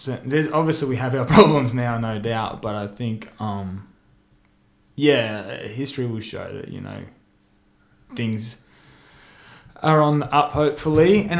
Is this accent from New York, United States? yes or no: no; Miami, Florida, United States; Like, I remember when I grew up in Miami, a couple of blocks from here, eating dinner and seeing the Gulf War on the news.